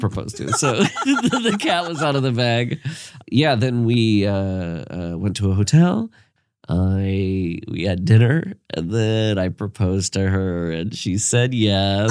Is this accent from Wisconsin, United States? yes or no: no; Iowa, United States; I'm from Iowa